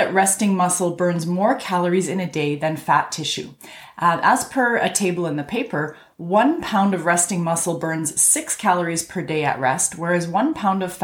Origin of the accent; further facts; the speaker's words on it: Canada; I'm a Canadian physician